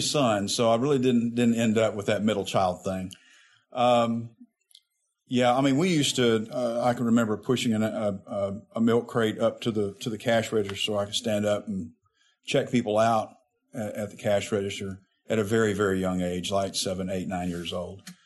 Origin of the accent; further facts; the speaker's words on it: Jacksonville, Arkansas, United States; also born or lived in Little Rock, Arkansas; My hometown was Jacksonville, Arkansas, which is about 30 miles north of Little Rock. Um, grew up there. I was born in Little Rock